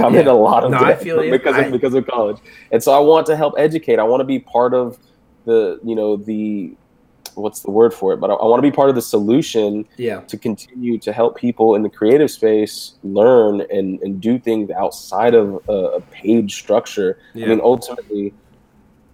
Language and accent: English; Houston, Texas, United States; I'm from Houston, where it's like, it's pretty chill